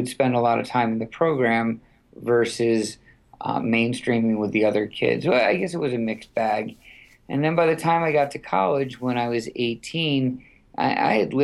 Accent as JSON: {"language": "English", "town": "White Plains", "region": "New York", "country": "United States", "tie": "born or raised there", "said": "So I'm born in New York City, raised in Westchester County, White Plains, New York."}